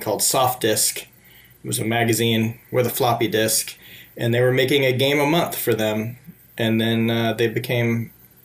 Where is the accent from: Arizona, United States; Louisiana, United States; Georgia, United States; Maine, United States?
Louisiana, United States; Shreveport; I grew up in the dirty south of the United States in Louisiana in a place called Shreveport